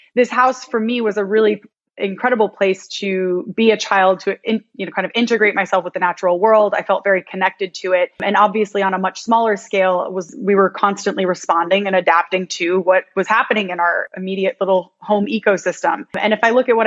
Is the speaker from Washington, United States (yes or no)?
no; Ithaca, New York, United States; now in Miami, United States; I'm originally from upstate New York. I'm from Ithaca